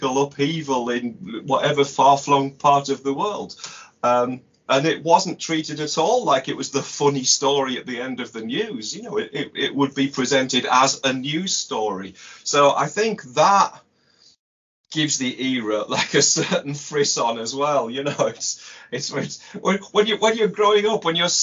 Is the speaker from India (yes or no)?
no; United Kingdom; as a British kid in the 70s